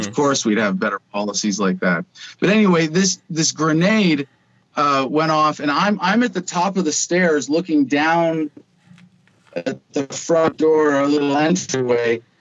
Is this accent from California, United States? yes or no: no; Arizona, United States; in my home state of Arizona